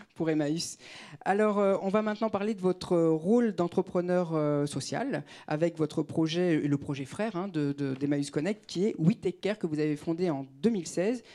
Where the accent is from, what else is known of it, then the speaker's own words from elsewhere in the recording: Clichy-sous-Bois, Île-de-France, France; j'ai grandi à Clichy-sous-Bois